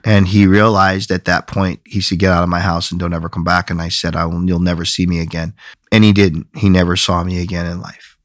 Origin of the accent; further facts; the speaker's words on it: Flint, Michigan, United States; moved away; also born or lived in Binghamton, New York / San Mateo, California / San Francisco, California; native of, uh, Michigan. Grew up in Flint, Michigan